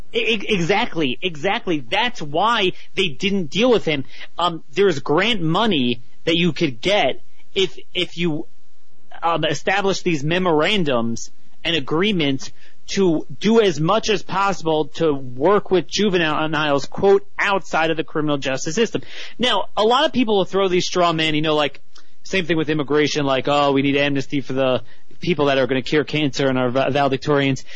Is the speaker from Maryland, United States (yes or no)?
yes; Baltimore, Maryland, United States; my hometown, Baltimore